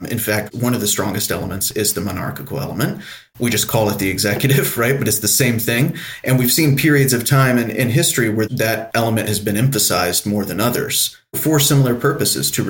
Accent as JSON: {"language": "English", "region": "Tennessee", "country": "United States", "said": "I'm actually from East Tennessee originally."}